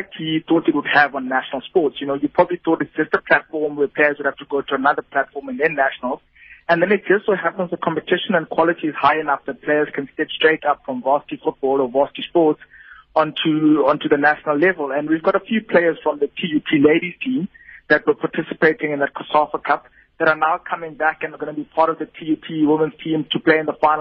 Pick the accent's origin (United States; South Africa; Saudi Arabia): South Africa; Eastern Cape; I was born in the Eastern Cape, and I'm an Eastern Cape man